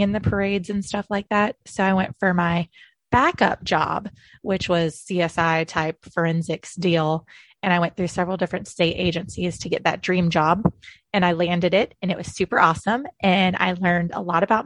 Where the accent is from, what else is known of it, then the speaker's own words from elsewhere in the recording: Tallahassee, Florida, United States; also born or lived in Orlando, Florida; But I was born and raised in North Florida in Tallahassee